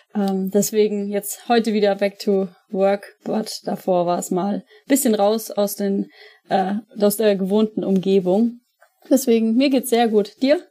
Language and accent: German; Franconia, Bavaria, Germany; also born or lived in Munich; now in Cologne, Germany; ich komme ja ursprünglich aus Franken